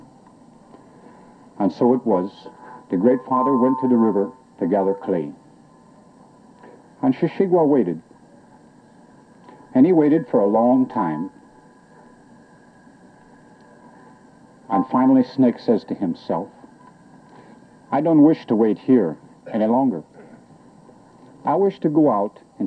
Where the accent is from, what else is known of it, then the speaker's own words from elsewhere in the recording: central Quebec, Canada; moved away; I'm Abenaki Indian, originally from central Quebec in Canada